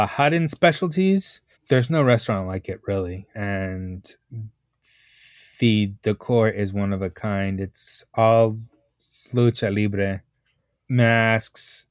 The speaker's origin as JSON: {"language": "English", "town": "Dallas", "region": "Texas", "country": "United States", "tie": "born or raised there", "said": "my hometown"}